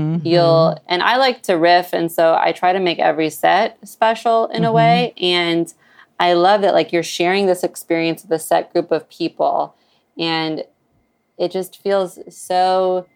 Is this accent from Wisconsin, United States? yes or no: yes; Sheboygan, Wisconsin, United States; moved away; I grew up in Sheboygan.